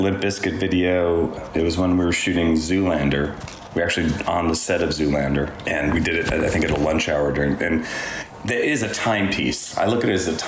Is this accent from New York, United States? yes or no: yes; New York, United States; I'm a New Yorker, too